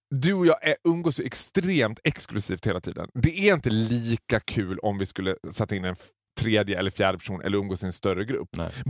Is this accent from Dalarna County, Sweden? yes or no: yes; Borlänge, Dalarna County, Sweden; har jag liksom basunerat ut att jag kommer från Borlänge.